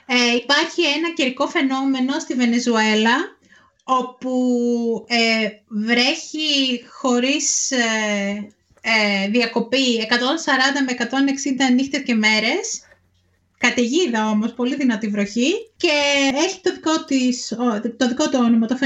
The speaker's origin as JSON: {"language": "Greek", "town": "Petroupoli", "region": "Attica", "country": "Greece", "tie": "born or raised there", "said": "Είναι η Πετρούπολη, στα δυτικά προάστια, εκεί που μεγάλωσα."}